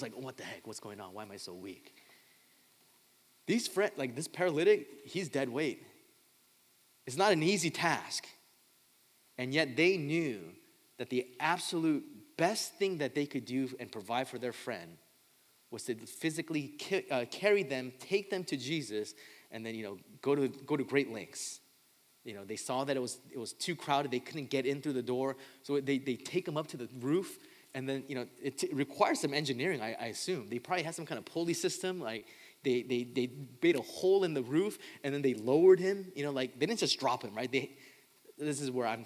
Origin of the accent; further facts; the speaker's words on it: Southern California, United States; I grew up in Southern California